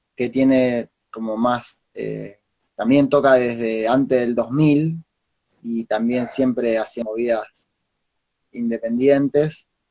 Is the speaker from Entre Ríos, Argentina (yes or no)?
yes; Entre Ríos, Argentina; moved away as an adult; now in La Plata, Argentina; nací en Entre Ríos